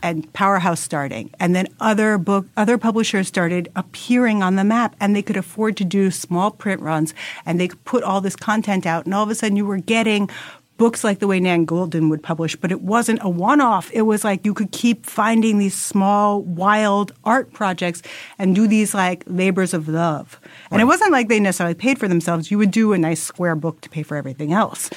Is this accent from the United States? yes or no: yes; New York City, New York, United States; as a New Yorker